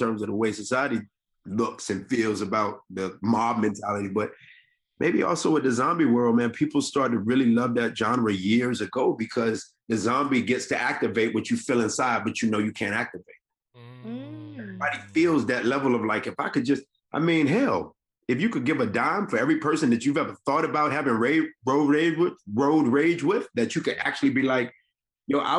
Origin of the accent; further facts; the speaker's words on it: Decatur, Georgia, United States; I grew up in the deck. I grew up in Decatur